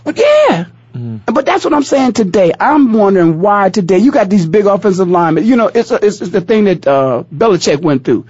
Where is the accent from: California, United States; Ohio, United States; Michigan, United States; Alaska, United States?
Ohio, United States; I'm from Ohio